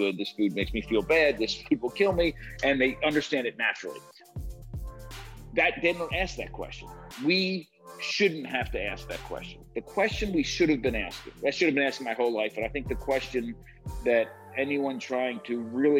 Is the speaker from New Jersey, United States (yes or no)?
yes; New Jersey, United States; I grew up in New Jersey on the near the shore, not far from where they filmed Jersey Shore